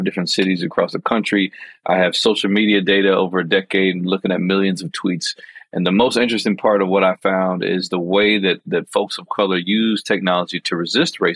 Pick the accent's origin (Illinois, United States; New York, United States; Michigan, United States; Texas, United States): Illinois, United States; Chicago; I'm a black man growing up in Chicago in a neighborhood that's majority black and Latinx